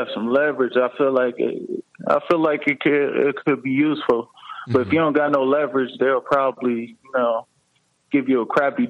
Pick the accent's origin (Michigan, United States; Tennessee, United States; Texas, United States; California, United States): Michigan, United States; Lansing; I'm from Lansing, Michigan.